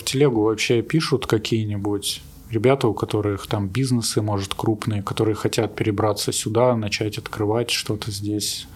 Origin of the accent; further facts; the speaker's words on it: Russia; also born or lived in Ukraine; now in Cape Town, South Africa; вообще из России